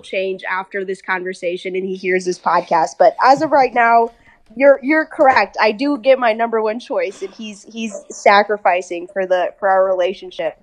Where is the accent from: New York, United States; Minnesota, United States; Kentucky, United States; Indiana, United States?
Minnesota, United States; accent: American; also born or lived in England; we eventually moved to good old Minnesota, and then I've been there ever since